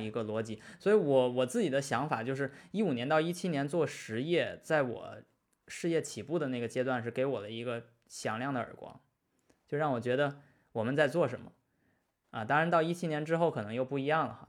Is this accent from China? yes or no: yes; China; also born or lived in Suzhou / United States; 我是中国人